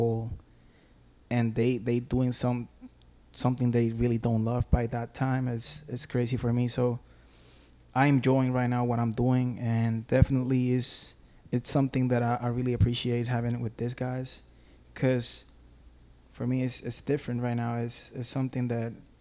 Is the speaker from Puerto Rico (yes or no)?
yes; Camuy, Puerto Rico; moved away; I'm from Puerto Rico. I'm from Camuy.